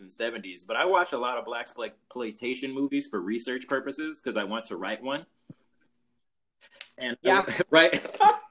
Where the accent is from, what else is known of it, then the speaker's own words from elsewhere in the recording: Los Angeles, California, United States; I'm from South Central